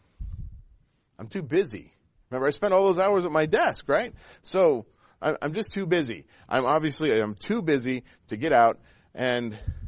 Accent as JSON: {"language": "English", "area": "Pacific Northwest", "region": "Washington", "country": "United States", "tie": "born or raised there", "said": "I grew up in the Pacific Northwest, and as a child, in the time that I was a child there, camping was like the state religion. It really was. If you weren't out 2 or 3 weekends a month, you weren't really a Washingtonian"}